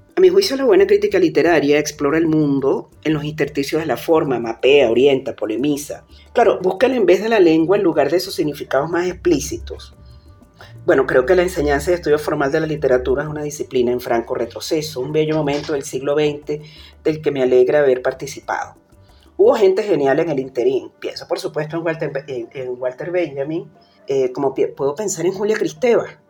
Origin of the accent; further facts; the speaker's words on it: Caracas, Capital District, Venezuela; moved away as an adult; now in Mexico City, Mexico; Nací en Caracas, Venezuela, y vivo en Ciudad de México desde el año